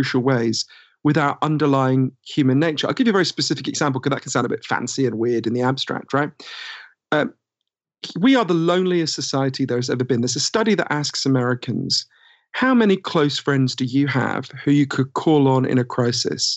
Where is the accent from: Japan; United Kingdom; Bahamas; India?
United Kingdom; accent: Downton Abbey voice; moved away as an adult; also born or lived in United States